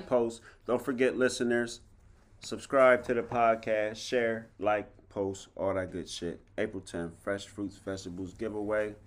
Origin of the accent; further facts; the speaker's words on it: Harrisburg, United States; I came from Harrisburg High